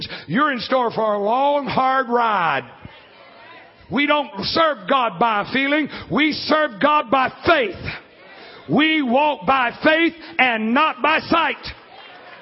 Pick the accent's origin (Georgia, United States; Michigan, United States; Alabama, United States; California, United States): Alabama, United States; I'm from Alabama